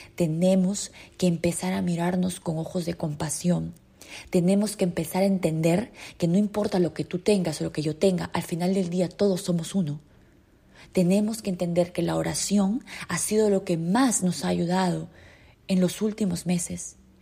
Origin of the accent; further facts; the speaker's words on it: Peru; En mi país, en Perú